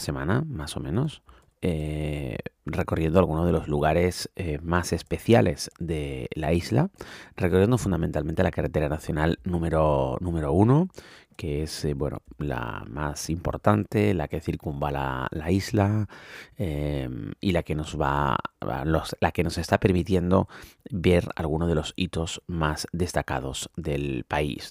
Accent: Canary Islands, Spain; yo soy canario, de donde las previsiones meteorológicas suelen fallar bastante por el tema del microclima

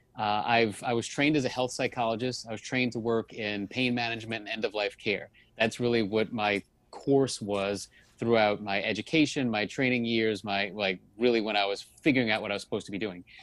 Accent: New Orleans, Louisiana, United States; now in Miami, United States; I'm, I'm originally from New Orleans, so I'm not a Miami native

